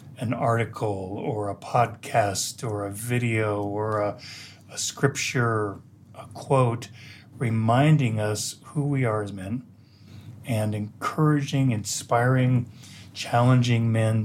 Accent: United States; moved away as an adult; also born or lived in Colorado; now in Jerusalem, Israel; I'm actually American

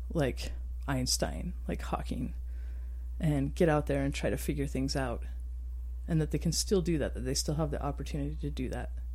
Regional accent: Star Valley, Wyoming, United States; also born or lived in Utah; now in Moab, United States; growing up in Wyoming and under dark skies. I grew up in a place called Star Valley.

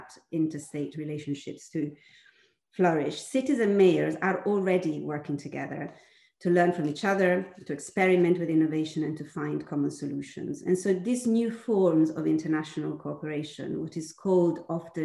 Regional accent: Milan, Lombardy, Italy; the city of Milan, that happens to be also my hometown

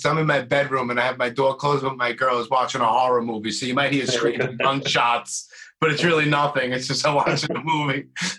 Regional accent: New York City, New York, United States; I'm from Brooklyn, so my English is just ridiculous too.

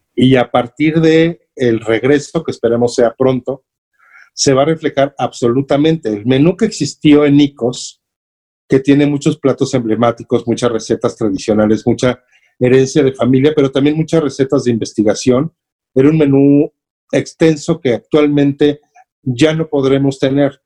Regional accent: State of Mexico, Mexico; also born or lived in Clavería, Mexico City; yo nací en Clavería, pero siendo bebé prácticamente, mis papás se fueron a vivir al Estado de México

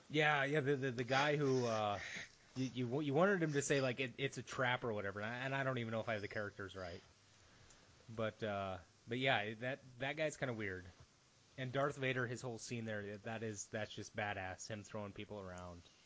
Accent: United States

